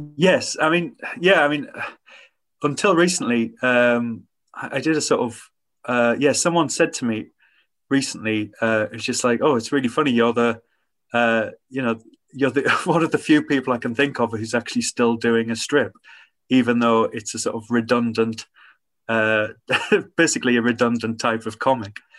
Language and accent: English; Hartlepool, North East England, United Kingdom; when I grew up in Hartlepool